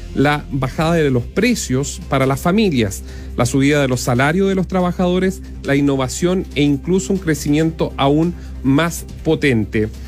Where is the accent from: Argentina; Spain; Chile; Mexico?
Chile; Los Ángeles, Biobío; yo soy de Los Ángeles y en Los Ángeles teníamos nuestros propios supermercados